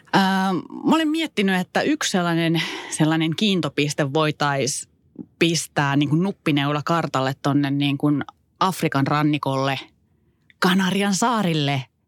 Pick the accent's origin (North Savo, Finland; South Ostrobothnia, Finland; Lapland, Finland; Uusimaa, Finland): Lapland, Finland; Kittilä